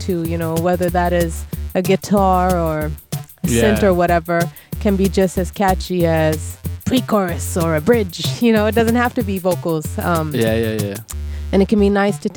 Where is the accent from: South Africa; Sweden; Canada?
Sweden; as a half Japanese Swede